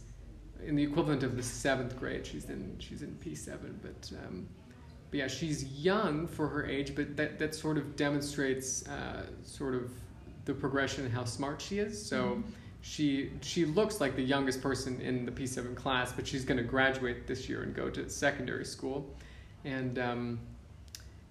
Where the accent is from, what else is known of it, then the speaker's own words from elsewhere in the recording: United States; moved away as an adult; now in Uganda; growing up in the States